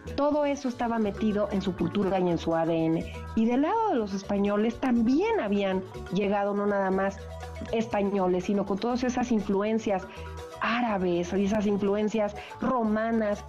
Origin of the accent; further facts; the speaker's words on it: Mexico; yo como mexicana